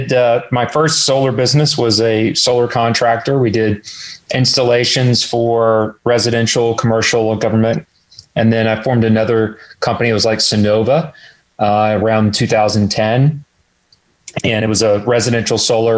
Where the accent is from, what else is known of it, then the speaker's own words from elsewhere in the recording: College Station, Texas, United States; also born or lived in Houston, Texas; I was actually born in Houston. And then in early age, moved to Bryan College Station. Grew up in the construction business